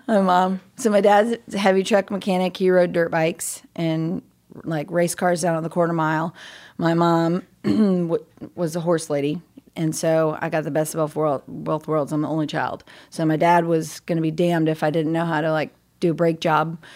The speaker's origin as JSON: {"language": "English", "town": "Cool", "region": "California", "country": "United States", "tie": "born or raised there", "said": "I'm uh, born and raised California"}